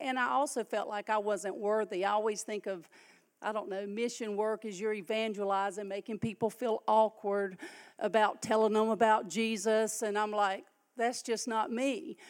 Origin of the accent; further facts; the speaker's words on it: Waukena, California, United States; I had family here. I'm from Waukena. I have a big family.